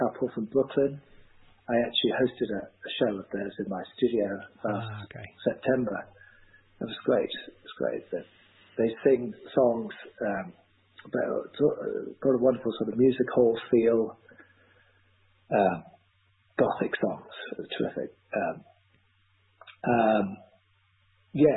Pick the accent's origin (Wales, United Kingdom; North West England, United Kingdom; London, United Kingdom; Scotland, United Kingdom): London, United Kingdom; moved away as an adult; also born or lived in Bath; now in Asheville, United States; growing up in London and listening to all those stories